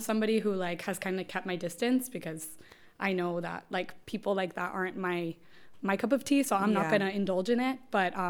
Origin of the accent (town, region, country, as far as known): Miami, Florida, United States; born or raised there